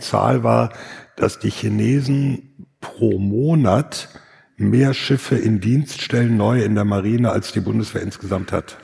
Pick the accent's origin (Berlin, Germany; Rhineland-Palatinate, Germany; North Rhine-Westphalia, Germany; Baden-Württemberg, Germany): North Rhine-Westphalia, Germany; dass ich aus Westfalen komme